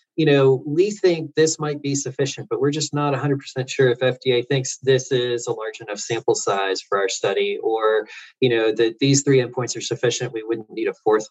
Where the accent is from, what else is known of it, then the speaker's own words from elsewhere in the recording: Florida, United States; I grew up in Florida.